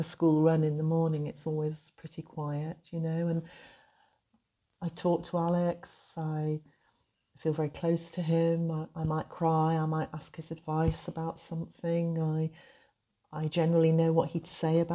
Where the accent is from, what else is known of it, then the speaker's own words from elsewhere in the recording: North Wales, United Kingdom; moved away as an adult; I grew up here in North Wales